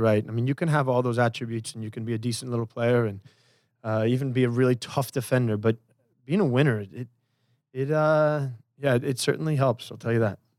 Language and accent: English; Portland, Oregon, United States; I'm from Portland